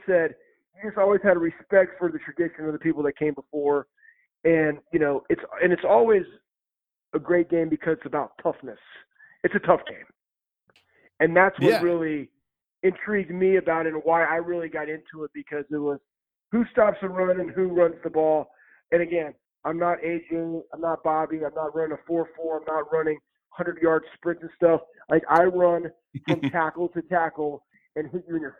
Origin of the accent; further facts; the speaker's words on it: Texas, United States; moved away; I grew up in Texas